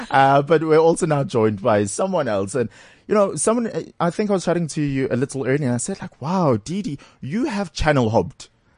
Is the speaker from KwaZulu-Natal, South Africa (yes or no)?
yes; Durban, KwaZulu-Natal, South Africa; Because I grew up in Durban.